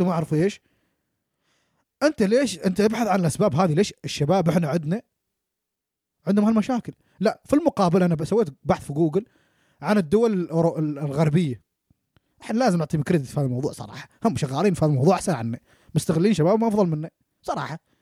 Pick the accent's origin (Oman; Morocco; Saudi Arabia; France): Oman; now in New Zealand; احنا كشباب عمانيين